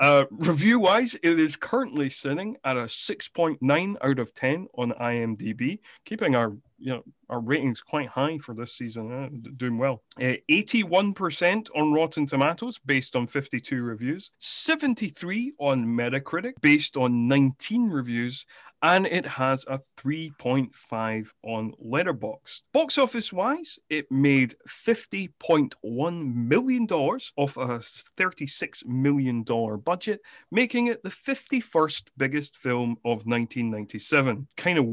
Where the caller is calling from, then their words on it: Scotland, United Kingdom; I mean, I'm recording from Scotland, the home of the deep fried Mars bar.